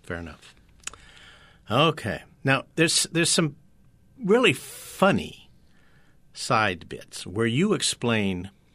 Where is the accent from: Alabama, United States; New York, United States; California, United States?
California, United States; San Francisco Bay Area; I'm from the San Francisco Bay Area, born and raised too